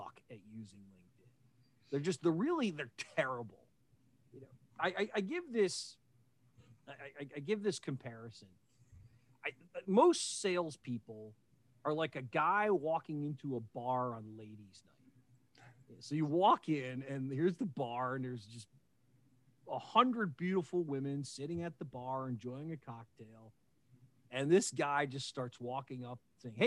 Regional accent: Westchester County, New York, United States; now in Baltimore, United States; I grew up in Westchester County, New York, right along the Connecticut-New York line.

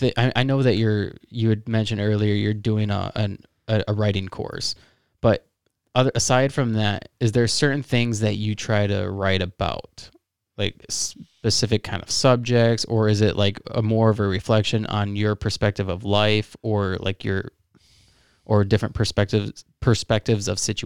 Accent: Midwest, United States; obviously we're from the Midwest, so, and that's like the sport to do.

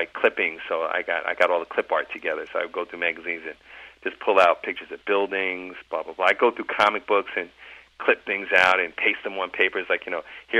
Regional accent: New York City, New York, United States; I'm a Queens native. I was born in Jamaica, Queens

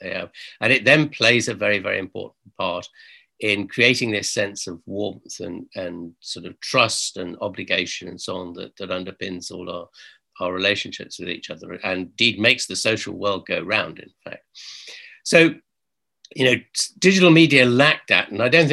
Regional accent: United Kingdom; we're British

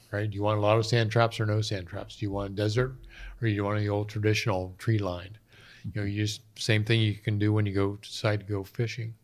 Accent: North Central Pennsylvania, United States; moved away; born and raised in North Central Pennsylvania

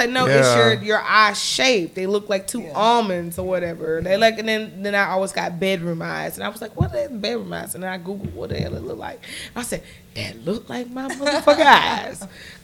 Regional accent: the South, United States; in my head, I'm from the South.

